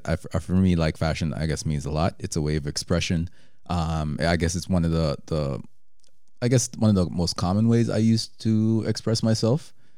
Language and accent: English; Jamaica; moved away; we're Jamaican. Mm-hmm. I was born there. My brother wasn't, but you know, our parents are, you know, pretty Jamaican.